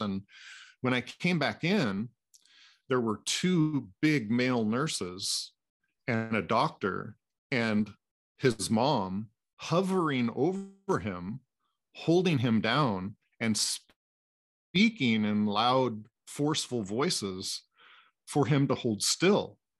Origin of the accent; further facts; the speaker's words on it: Anacortes, Washington, United States; born and raised in Anacortes, Washington, uh, which is about an hour and a half north of Seattle